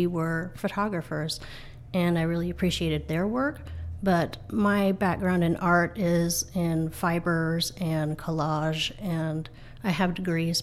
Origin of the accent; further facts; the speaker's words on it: Granite Falls, Washington, United States; also born or lived in Seattle, Washington; I was born in Granite Falls, so I have a connection to Snohomish County. I have a connection to Everett